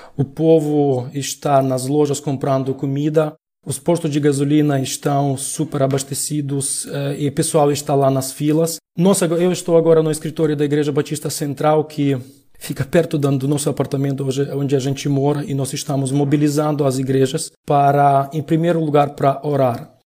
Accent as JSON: {"language": "Portuguese", "country": "Ukraine", "also_born_or_lived": "Lviv, Ukraine", "said": "eu moro na Ucrânia, sou ucraniano"}